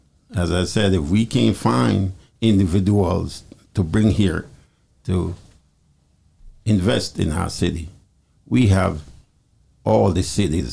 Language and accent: English; Jamaica; now in Trenton, United States; Yeah, I'm a Jamaican man. I was born in Jamaica.